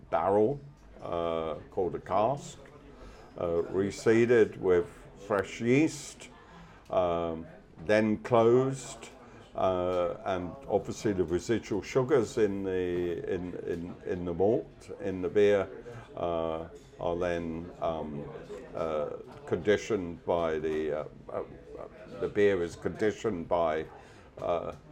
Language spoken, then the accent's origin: English; London, United Kingdom; now in Denmark; I'm yeah. a Brit. Yeah. Part of the diaspora.